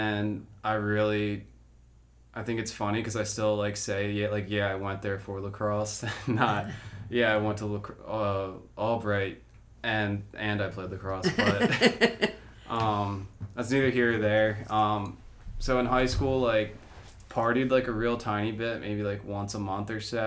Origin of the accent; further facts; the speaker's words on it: Media, Pennsylvania, United States; also born or lived in Chile; I grew up in Media, Pennsylvania.